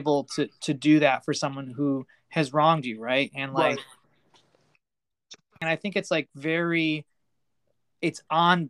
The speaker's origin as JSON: {"language": "English", "country": "United States", "tie": "born or raised there", "said": "I was born in America. I'm an American boy"}